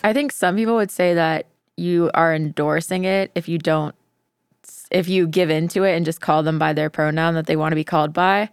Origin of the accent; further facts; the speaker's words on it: Tampa, Florida, United States; I'm from the Tampa Bay area